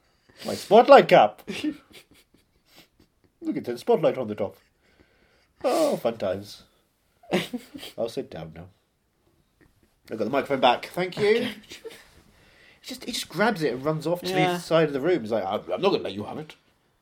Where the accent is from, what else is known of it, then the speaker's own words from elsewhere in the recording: East of England, United Kingdom; I come from Essex.